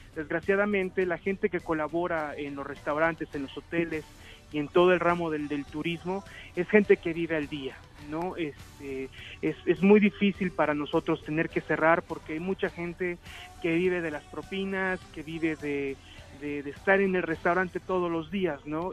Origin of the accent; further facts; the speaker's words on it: Santa Clara del Cobre, Michoacán, Mexico; yo soy de Michoacán, soy de Santa Clara del Cobre